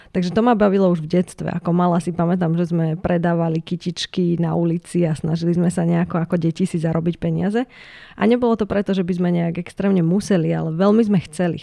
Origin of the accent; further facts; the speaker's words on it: Ružomberok, Žilina Region, Slovakia; Ja som teda z Ružomberka